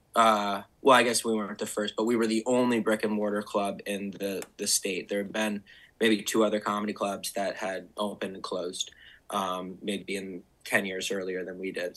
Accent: Bridgewater, Vermont, United States; moved away as an adult; also born or lived in Brooklyn, New York; I grew up in Bridgewater. So, okay. so Bridgewater, is my hometown.

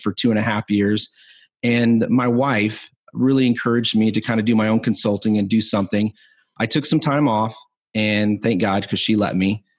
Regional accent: Spearfish, South Dakota, United States; also born or lived in Rapid City, South Dakota; I was born in Spearfish, South Dakota, and I was living in Rapid City

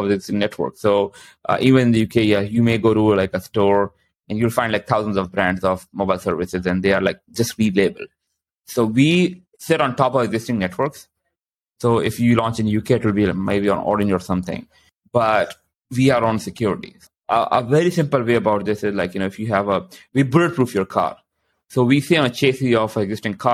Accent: Canada; I'm also Canadian

